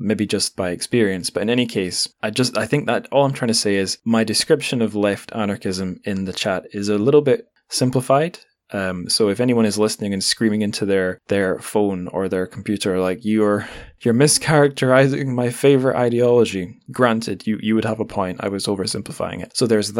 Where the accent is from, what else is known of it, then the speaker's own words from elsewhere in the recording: Scotland, United Kingdom; now in England, United Kingdom; my home country of Scotland